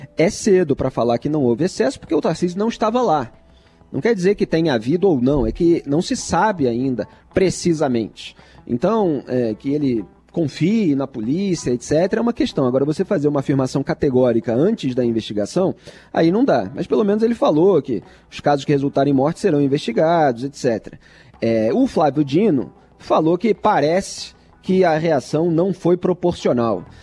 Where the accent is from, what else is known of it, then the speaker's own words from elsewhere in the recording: Rio de Janeiro, Brazil; é a história do estado onde eu nasci, é a história do Rio de Janeiro